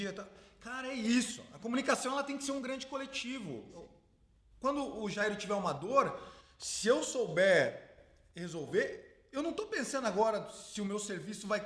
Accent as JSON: {"language": "Portuguese", "town": "Sorocaba", "region": "São Paulo", "country": "Brazil", "said": "e eu sou sorocabano, que não"}